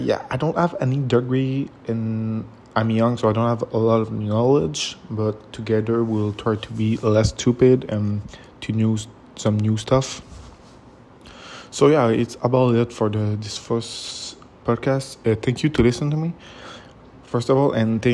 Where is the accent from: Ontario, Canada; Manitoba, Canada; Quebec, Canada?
Quebec, Canada; I'm from Canada, Quebec